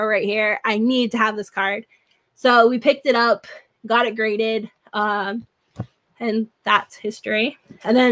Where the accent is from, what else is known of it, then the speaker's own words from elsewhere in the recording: New Haven, Connecticut, United States; also born or lived in California; I grew up in New Haven